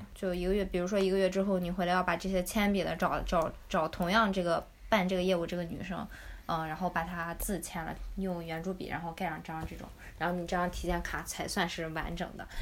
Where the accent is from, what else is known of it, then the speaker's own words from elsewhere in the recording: China; moved away as an adult; now in Yekaterinburg, Russia; 我们中国人